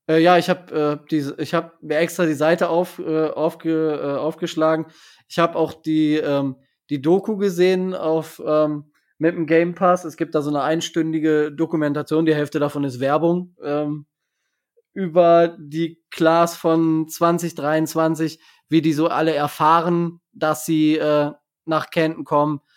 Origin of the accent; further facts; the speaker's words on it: Germany; als Deutscher